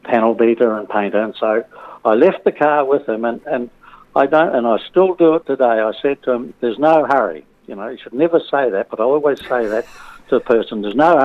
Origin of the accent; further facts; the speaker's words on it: Greymouth, West Coast, New Zealand; moved away as an adult; also born or lived in Balclutha / Nelson; now in Whangamata, New Zealand; I was born in Greymouth, went to the primary school in Greymouth and Grey Technical High